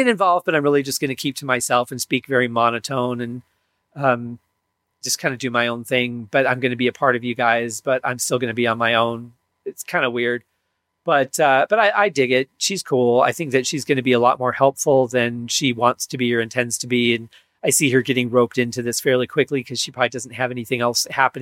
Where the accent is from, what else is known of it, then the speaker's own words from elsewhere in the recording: Michigan, United States; I grew up in Michigan